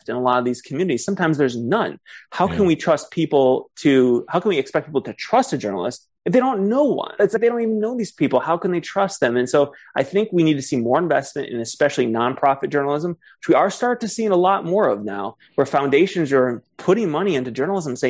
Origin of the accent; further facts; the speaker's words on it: Ann Arbor, Michigan, United States; Ann Arbor, the area I grew up in Michigan